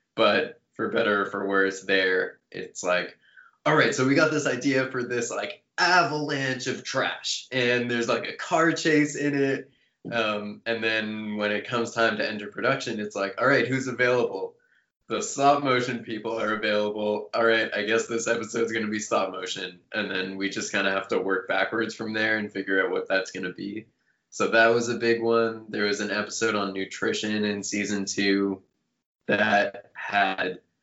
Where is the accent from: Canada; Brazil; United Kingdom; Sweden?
Canada; moved away as an adult; now in United States; working in the states as a Canadian